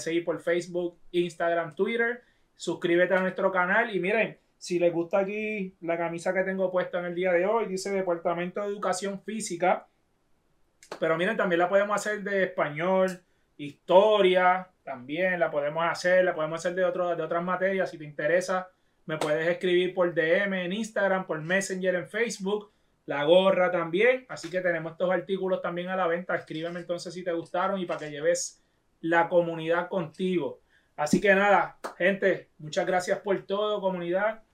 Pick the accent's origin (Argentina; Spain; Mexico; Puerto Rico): Puerto Rico; Toa Baja; yo me crié en Tuabaja